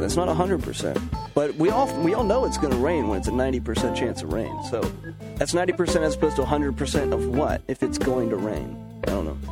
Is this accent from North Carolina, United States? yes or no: yes; Charlotte, North Carolina, United States; now in Boone, United States; I'm from Charlotte